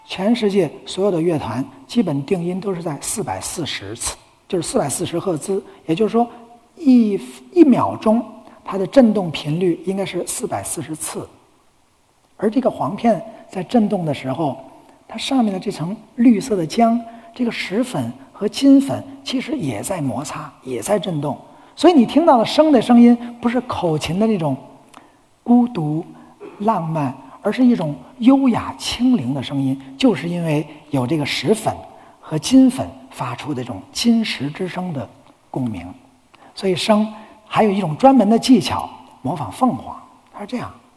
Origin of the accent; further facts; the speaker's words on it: China; 我们中国人